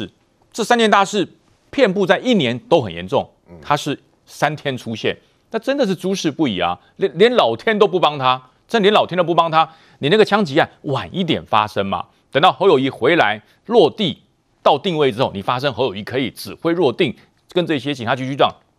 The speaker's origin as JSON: {"language": "Chinese", "country": "Taiwan", "said": "而台湾呢就有这种认同的问题，我们有一个恶邻居直接指着你说你是不是中国人，你是不是中国人，你是不是要从我这边独立出去"}